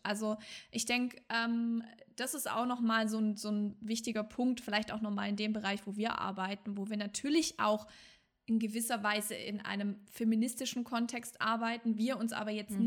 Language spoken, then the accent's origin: German; Swabia, Germany; ich komme ja aus dem Schwabenland